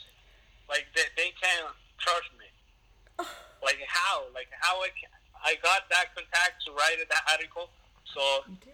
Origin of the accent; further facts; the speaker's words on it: El Salvador; English is a second language; now in United States; I born here, then I move off to El Salvador when I was 5 years